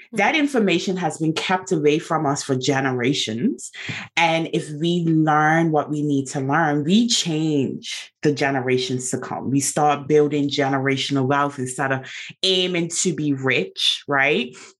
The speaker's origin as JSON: {"language": "English", "country": "Bermuda", "said": "I'm from Bermuda"}